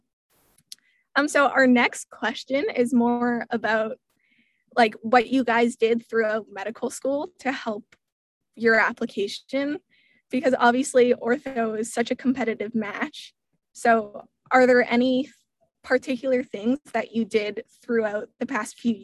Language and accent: English; Quebec, Canada; I'm from Quebec